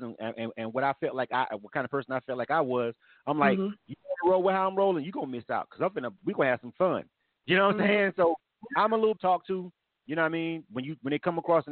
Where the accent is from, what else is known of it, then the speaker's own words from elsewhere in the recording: Florida, United States; I'm born and raised in Florida.